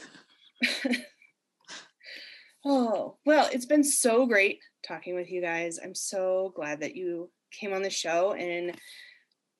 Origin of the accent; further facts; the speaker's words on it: Pittsburgh, Pennsylvania, United States; I come from Pittsburgh